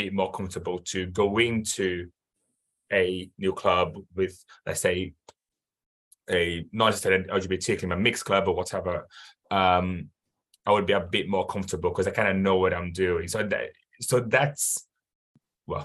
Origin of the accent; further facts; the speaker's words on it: Brazil; I'm from Brazil where football is massive